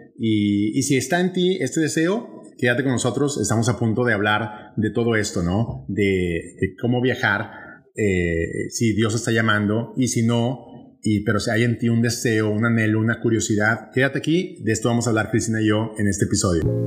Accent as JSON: {"language": "Spanish", "town": "Monterrey", "region": "Nuevo León", "country": "Mexico", "tie": "born or raised there", "accent": "northern Mexican regionalism", "moved": "as an adult", "lives_now": "Puerto Rico", "said": "en Monterrey, México, de donde soy originario"}